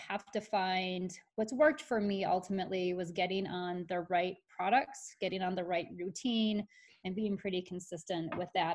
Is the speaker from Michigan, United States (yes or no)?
yes; Michigan, United States; I grew up in Michigan, and all we did was go boating.